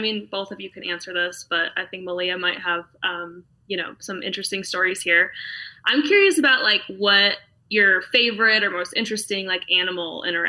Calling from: Vail, Colorado, United States; I'm also in Colorado. I'm up in the Vail Valley.

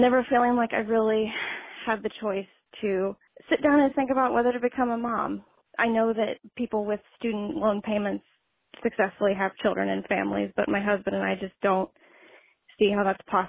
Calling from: Arlington, Virginia, United States; I'm calling from Arlington, Virginia.

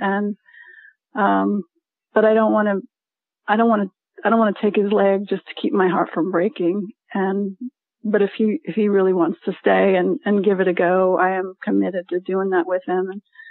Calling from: St. Petersburg, Florida, United States; I'm calling from St. Petersburg, Florida.

